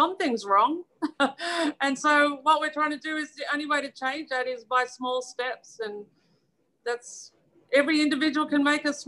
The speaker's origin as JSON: {"language": "English", "country": "Australia", "moved": "yes", "lives_now": "United Kingdom", "said": "we come from Australia"}